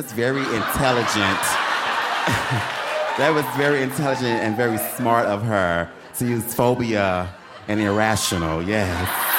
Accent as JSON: {"language": "English", "town": "Atlanta", "region": "Georgia", "country": "United States", "said": "I'm from Atlanta, so this is my first time in Asheville."}